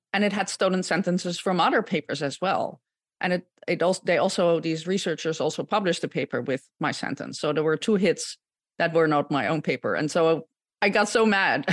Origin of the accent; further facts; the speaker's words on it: Gouda, South Holland, Netherlands; moved away as an adult; also born or lived in Utrecht, Netherlands; now in United States; I, um, was born and raised in the Netherlands, uh, born in Gouda